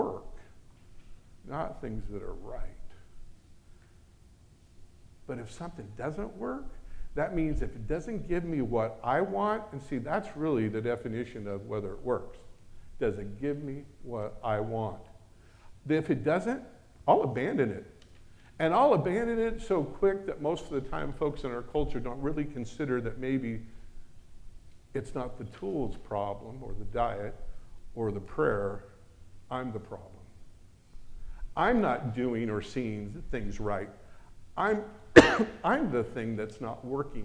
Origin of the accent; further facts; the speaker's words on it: United States; I'm American